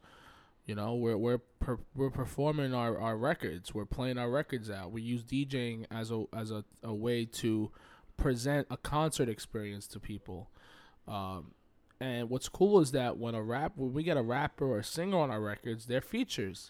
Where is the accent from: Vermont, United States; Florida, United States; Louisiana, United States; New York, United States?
New York, United States; I feel like I'm a New Yorker